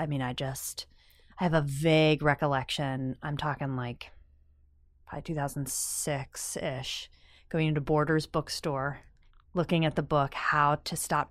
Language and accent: English; Pennsylvania, United States